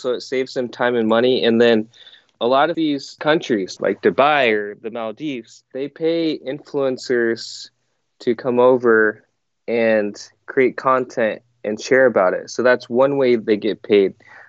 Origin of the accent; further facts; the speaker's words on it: Iowa, United States; also born or lived in South Korea; So I was born in South Korea and then adopted by my parents in Iowa. So pretty much grew up in Iowa, lived there my whole life.